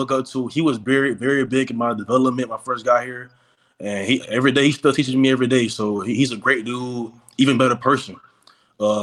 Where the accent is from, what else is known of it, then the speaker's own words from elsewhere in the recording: Jacksonville, Florida, United States; I came from Trent Christian Academy in Jacksonville